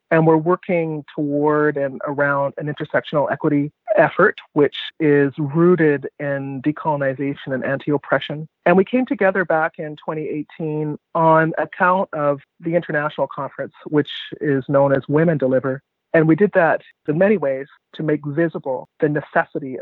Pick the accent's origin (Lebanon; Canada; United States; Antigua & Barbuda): Canada; Vancouver, British Columbia; I was born in Vancouver, and Vancouver is the only home that I've known